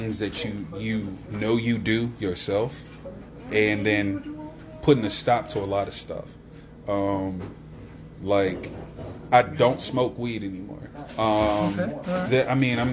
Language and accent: English; Louisa, United States; now in Wilmington, United States; I'm from here, but I live down there